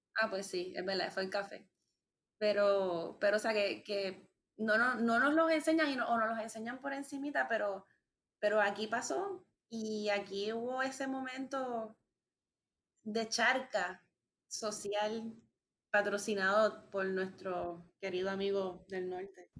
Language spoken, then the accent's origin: Spanish; Puerto Rico; nos concierne a nosotros como sociedad puertorriqueña